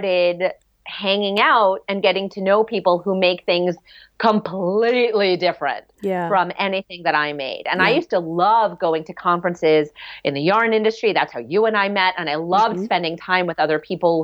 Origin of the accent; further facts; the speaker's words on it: New York City, New York, United States; In Rockefeller Plaza when I was growing up in New York City